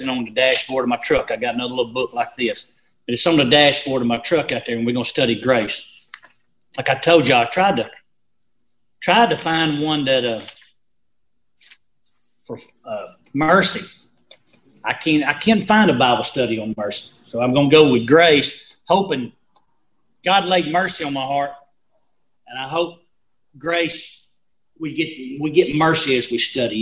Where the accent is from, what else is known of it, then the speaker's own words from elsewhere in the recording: Valley Grove, United States; I grew up in Valley Grove